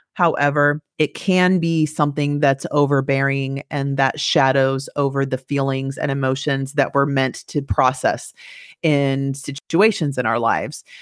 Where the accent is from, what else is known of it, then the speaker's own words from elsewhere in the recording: Turlock, California, United States; moved away; I'm from Turlock